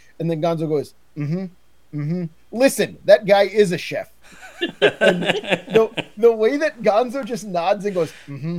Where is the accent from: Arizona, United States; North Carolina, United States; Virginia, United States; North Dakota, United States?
North Dakota, United States; as a Norwegian American born and raised in North Dakota